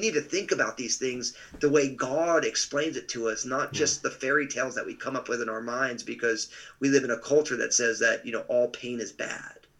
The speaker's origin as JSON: {"language": "English", "region": "New Jersey", "country": "United States", "tie": "born or raised there", "also_born_or_lived": "Pacific Northwest", "moved": "as an adult", "said": "moved out to uh, what they called the boondocks of New Jersey, which it isn't that anymore. Uh, and so, but I just grew up in a big, loving, all Italian family"}